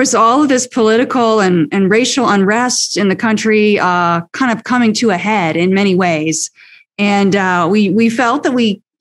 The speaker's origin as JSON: {"language": "English", "town": "Champaign-Urbana", "region": "Illinois", "country": "United States", "tie": "born or raised there", "lives_now": "Chicago, United States", "said": "I'm born and raised in Champaign-Urbana, Illinois."}